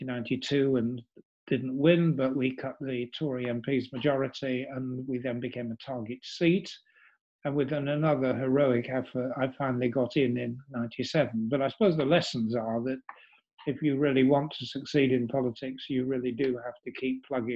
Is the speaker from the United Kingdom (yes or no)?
yes; York, Yorkshire and the Humber, United Kingdom; moved away; I had stood in my hometown, which was York